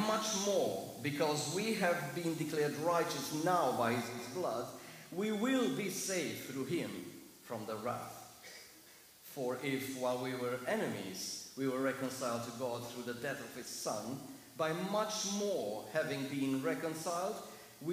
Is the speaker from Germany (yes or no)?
yes; Germany; accent: heavy German; English is a second language; moved away; Please excuse my heavy accent. It's not East European, it's German.